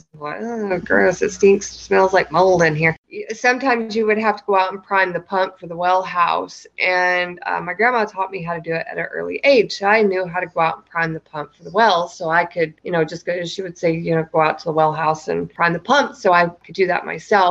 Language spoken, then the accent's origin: English; the South, United States; Growing up in the South